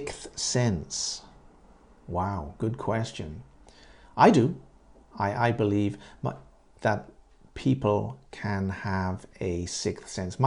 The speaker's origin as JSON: {"language": "English", "region": "England", "country": "United Kingdom", "said": "In England, I'm from Great Britain, yeah, in England"}